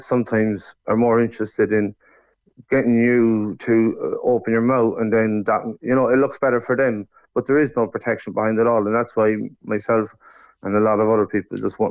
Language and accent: English; Sligo, Connacht, Ireland; moved away as an adult; now in Cork, Ireland; I'd say Sligo.